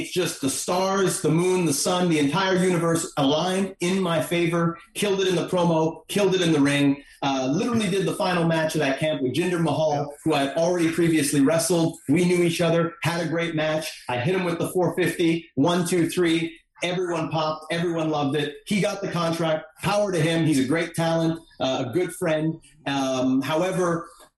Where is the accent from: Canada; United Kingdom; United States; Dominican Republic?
Canada; Montreal, Quebec; I'm here from Montreal.